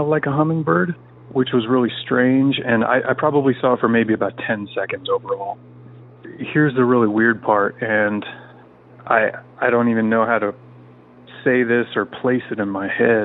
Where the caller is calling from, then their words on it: Central Washington State, United States; I'm calling from Central Washington State